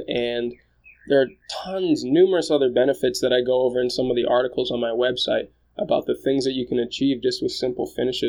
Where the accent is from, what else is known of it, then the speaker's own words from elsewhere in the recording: Japan; born there; moved away; I was born in Japan. My family and I moved around about 9 times before I took off on my own